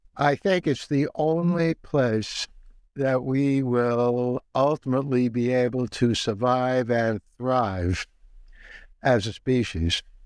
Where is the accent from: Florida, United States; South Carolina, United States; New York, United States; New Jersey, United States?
New York, United States; New York City; when I was growing up in the Bronx in the 1950s